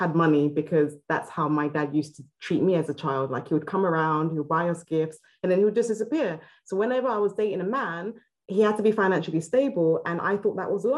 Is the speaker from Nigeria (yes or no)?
yes; Nigeria; I'm originally Nigerian